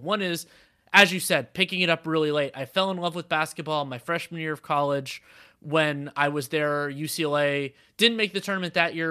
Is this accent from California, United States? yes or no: yes; Bay Area, California, United States; also born or lived in Los Angeles; I grew up in the Bay Area